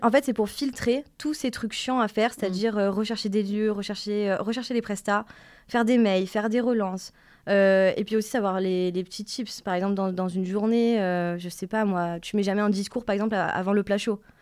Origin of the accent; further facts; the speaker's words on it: Marseille, Provence-Alpes-Côte d'Azur, France; moved away as an adult; also born or lived in Paris; je viens de Marseille